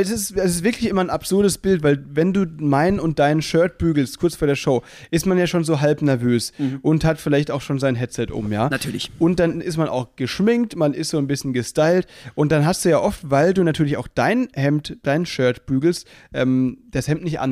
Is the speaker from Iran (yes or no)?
no; Mülheim, Germany; bei mir in Mülheim, aus der Stadt, wo ich herkomme